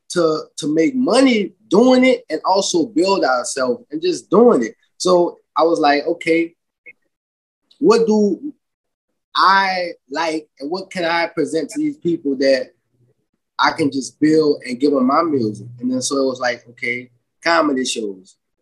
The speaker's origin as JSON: {"language": "English", "town": "New Orleans", "region": "Louisiana", "country": "United States", "tie": "born or raised there", "also_born_or_lived": "Lafayette, Louisiana", "moved": "as an adult", "lives_now": "California, United States", "said": "born and raised in New Orleans"}